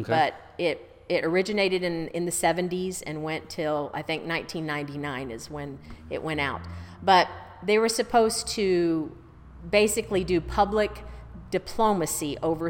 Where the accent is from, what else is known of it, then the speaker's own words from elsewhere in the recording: Bangladesh; born there; Okay, so I was born in Bangladesh.